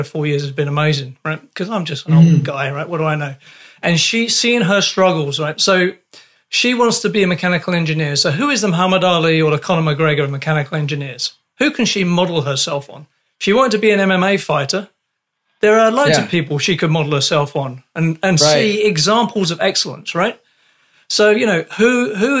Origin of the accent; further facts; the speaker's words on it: London, United Kingdom; moved away; also born or lived in Canada; I come from London.